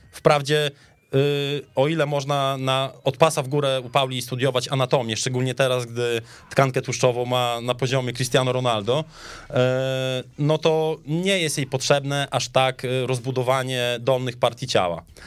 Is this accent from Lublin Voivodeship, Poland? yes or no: no; Podlaskie Voivodeship, Poland; u nas na Podlasiu